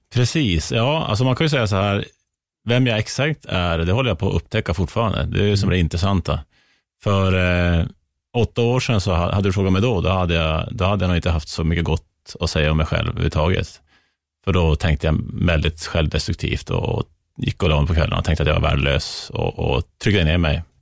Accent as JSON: {"language": "Swedish", "region": "Norrland", "country": "Sweden", "said": "som norrlänning"}